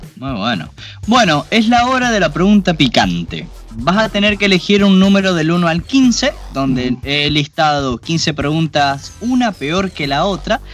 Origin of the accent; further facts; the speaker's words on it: Argentina; moved away; nosotros que somos argentinos